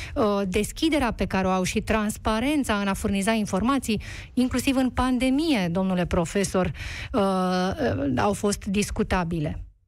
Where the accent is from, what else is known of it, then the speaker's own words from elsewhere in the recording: Romania; noi ca români